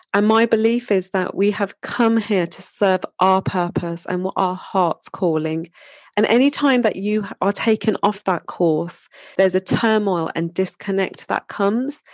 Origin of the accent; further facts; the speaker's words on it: Wolverhampton, West Midlands, United Kingdom; moved away; my hometown, Wolverhampton